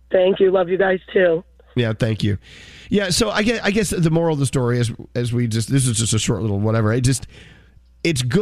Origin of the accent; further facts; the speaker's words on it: Brooklyn, New York, United States; It'll burn down because it's summertime. We're hot. I'm from Brooklyn. That's what we do.